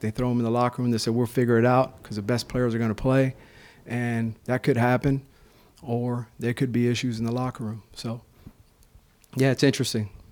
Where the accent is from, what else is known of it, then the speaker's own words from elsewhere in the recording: Florida, United States; moved away; We're both from Florida. You know, we got this Miami, Tampa rivalry going on